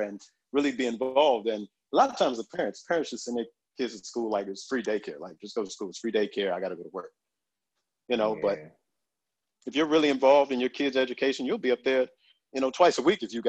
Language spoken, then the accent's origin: English; Suitland, Maryland, United States; growing up in Suitman, we had a computer lab